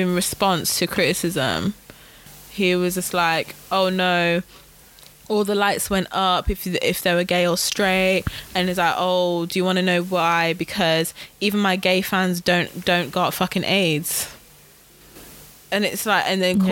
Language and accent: English; United Kingdom; I'm British